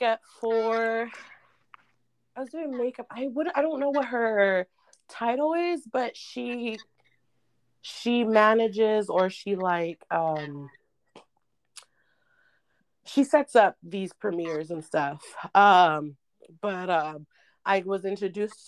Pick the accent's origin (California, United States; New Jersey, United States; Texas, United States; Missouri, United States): California, United States; Sacramento; also born or lived in San Francisco Bay Area, California; now in Los Angeles, United States; I'm from the Bay and from Sacramento. So I was born in the Bay, raised in the Bay, and raised in Sacramento